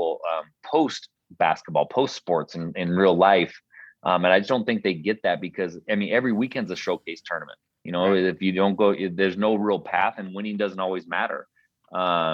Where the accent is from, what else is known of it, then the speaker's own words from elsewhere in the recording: Portland, Oregon, United States; now in Spokane, United States; where we grew up in North Portland, was a really, really diverse neighborhood